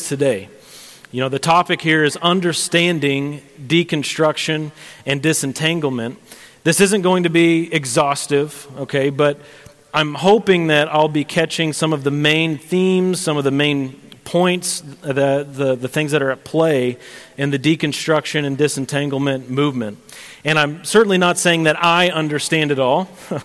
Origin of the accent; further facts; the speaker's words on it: Sedalia, Missouri, United States; moved away as an adult; now in Payson, United States; I am from Central Missouri originally. My wife and I are both from Sedalia, Missouri